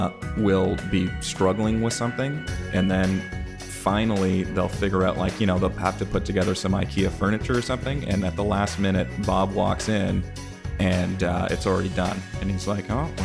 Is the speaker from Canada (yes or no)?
yes; Canada; Cool. I'm from Canada. I'll tell you a couple things.